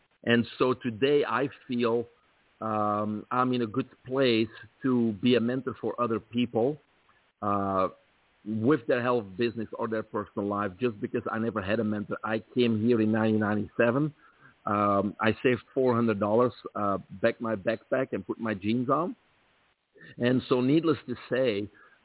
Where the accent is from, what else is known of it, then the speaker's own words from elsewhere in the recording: Belgium; moved away as an adult; also born or lived in Brussels; now in United States; I grew up in Belgium, from there the accent